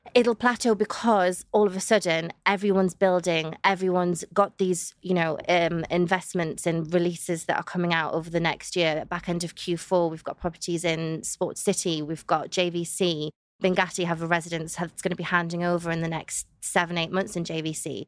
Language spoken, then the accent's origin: English; the Northeast, North East England, United Kingdom; moved away as an adult; now in Dubai, United Arab Emirates; I'm from the Northeast, there's so much countryside